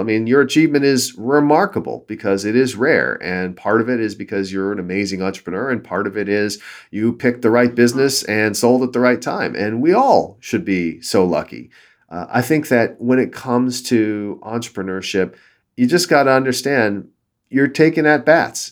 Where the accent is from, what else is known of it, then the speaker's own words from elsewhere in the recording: Southern California, United States; I grew up in Southern California and then moved up north to go to school at Stanford